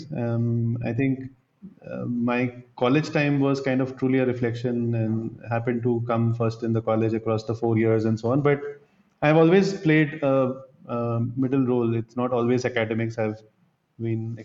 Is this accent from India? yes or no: yes; Ranchi, Jharkhand, India; moved away as an adult; I've grown up in Ranchi, the current capital of Jharkhand. I grew up there my first 19 years